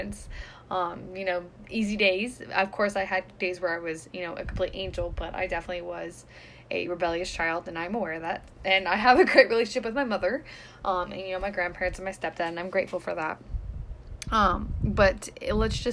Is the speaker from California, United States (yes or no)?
yes; California, United States; moved away; I'm from California, where I was 15 minutes, 20 minutes away from the ocean